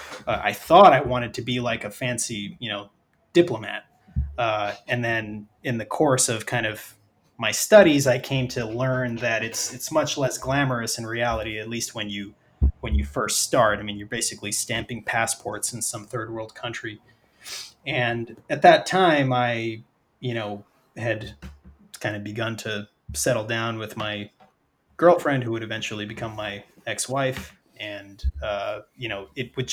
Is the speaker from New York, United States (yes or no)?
yes; New York, United States; moved away; also born or lived in San Diego; I was born and raised in New York